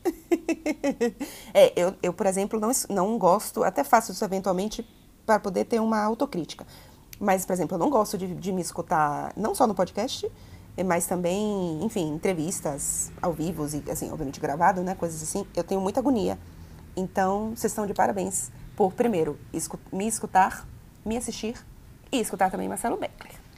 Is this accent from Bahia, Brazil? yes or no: yes; Bahia, Brazil; accent: baianês; quando eu estou muito, muito chateada, a minha voz é puro baianês